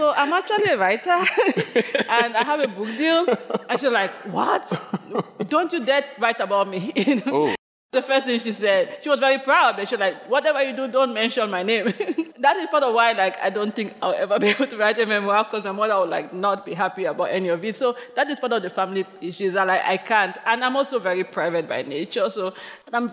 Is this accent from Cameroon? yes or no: yes; Limbe, Southwest Region, Cameroon; moved away as an adult; now in New York City, United States; my childhood in Cameroon